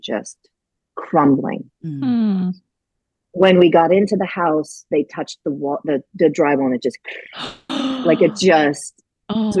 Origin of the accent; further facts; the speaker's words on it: Grand Forks, North Dakota, United States; moved away; also born or lived in New York; I grew up in Grand Forks, North Dakota, which is a little town in the upper northeast corner of North Dakota